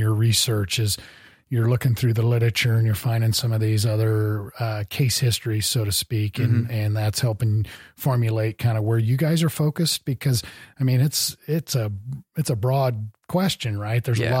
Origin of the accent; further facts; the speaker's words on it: Midwest, United States; I grew up in the Midwest and did some yeah. smallmouth bass fishing